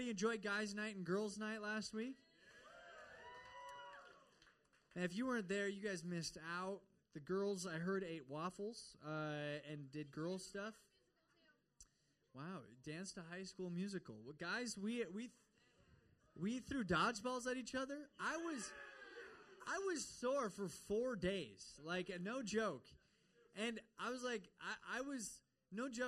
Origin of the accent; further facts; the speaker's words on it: Midwest, United States; moved away; also born or lived in Minnesota; I'm from the Midwest